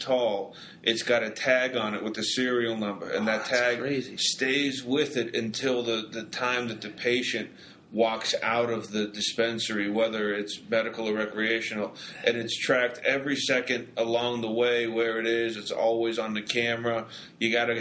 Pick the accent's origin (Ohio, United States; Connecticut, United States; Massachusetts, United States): Massachusetts, United States; Boston; now in Denver, United States; I'm from Boston